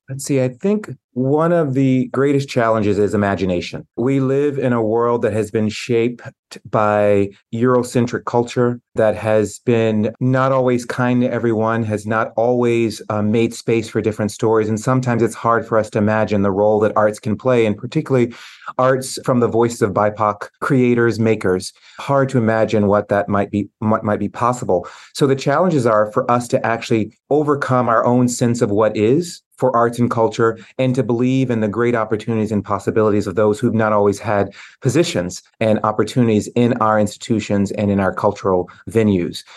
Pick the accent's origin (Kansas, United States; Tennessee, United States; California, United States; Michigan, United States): Tennessee, United States; moved away as an adult; now in Boston, United States; growing up in Tennessee in the seventies and eighties